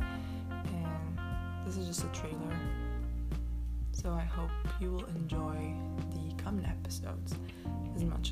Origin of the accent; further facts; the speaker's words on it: Morocco; I am from Morocco